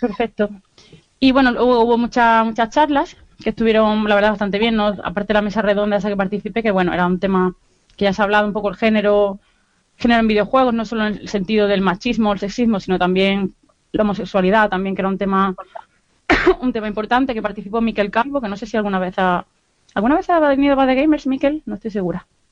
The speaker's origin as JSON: {"language": "Spanish", "town": "Granada", "region": "Andalusia", "country": "Spain", "tie": "born or raised there", "also_born_or_lived": "Málaga", "accent": "Andalusian", "moved": "as an adult", "lives_now": "Bilbao, Spain", "said": "Pero soy de Granada, llevo toda la vida viviendo en Granada, antes de lo de Málaga, y ahora vivo en Bilbao, pero intento mantener mi acento andaluz."}